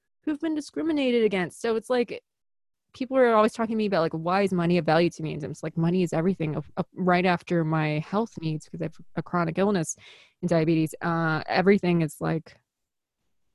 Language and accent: English; Chicago, Illinois, United States; accent: Chicago; I'm from Chicago